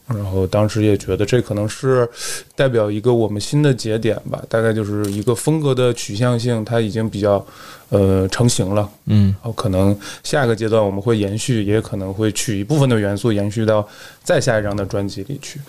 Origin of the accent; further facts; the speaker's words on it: Yanbian, Jilin, China; moved away as an adult; now in Wuhan, China; 我是自从，呃，上大学才开始离开那儿，啊，就是土生土长的延边人